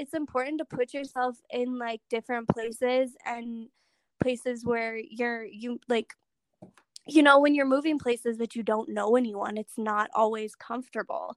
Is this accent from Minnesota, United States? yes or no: no; North Dakota, United States; I'm from North Dakota